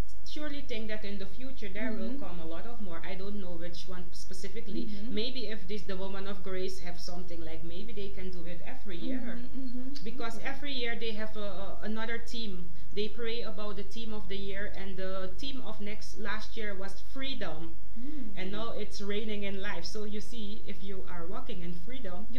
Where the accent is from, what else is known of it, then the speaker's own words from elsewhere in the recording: Netherlands; we are from the Netherlands